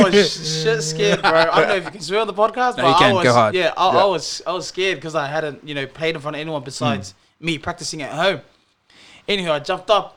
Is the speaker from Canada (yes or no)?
no; Auckland, New Zealand; moved away as an adult; now in Brisbane, Australia; I'm from New Zealand, Auckland, South Auckland.